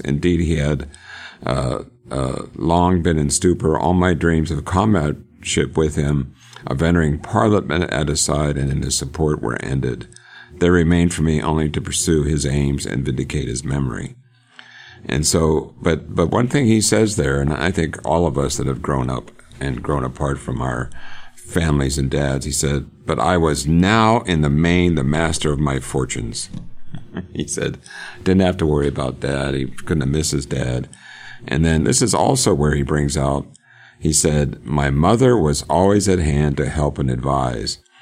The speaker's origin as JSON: {"language": "English", "town": "Johnstown", "region": "Pennsylvania", "country": "United States", "tie": "born or raised there", "moved": "yes", "lives_now": "Oklahoma, United States", "said": "I grew up in Pennsylvania. Born in Johnstown, love Johnstown"}